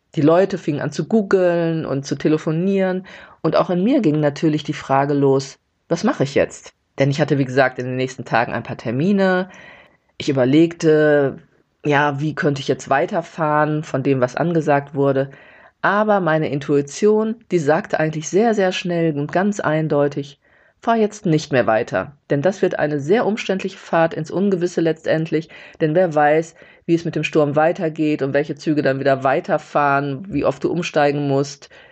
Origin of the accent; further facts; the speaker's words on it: Gelsenkirchen, North Rhine-Westphalia, Germany; moved away; nach Hause fahre vom Gelsenkirchen, wo ich aufgewachsen bin